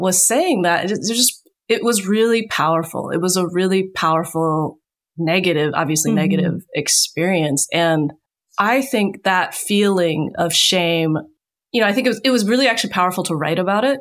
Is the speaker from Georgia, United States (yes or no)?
no; Richmond, Virginia, United States; moved away; also born or lived in Bay Area, California; I grew up in Richmond, Virginia